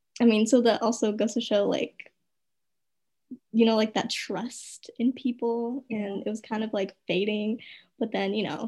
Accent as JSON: {"language": "English", "country": "United States", "tie": "born or raised there", "said": "I was born here."}